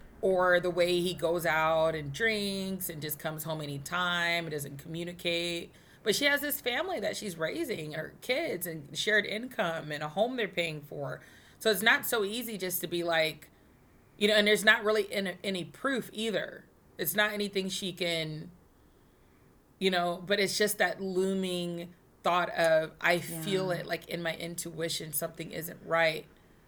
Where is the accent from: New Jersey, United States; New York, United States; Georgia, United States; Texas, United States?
Texas, United States; I'm a Texan